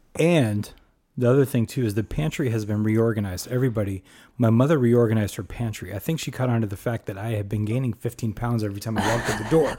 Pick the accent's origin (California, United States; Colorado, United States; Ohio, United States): California, United States; Los Angeles; moved away; as a parent who grew up in the city, you know, born and raised in Los Angeles